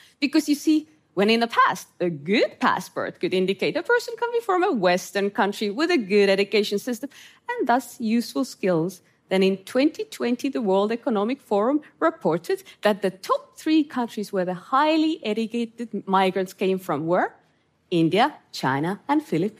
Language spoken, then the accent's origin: English; Estonia; born or raised there; English is a second language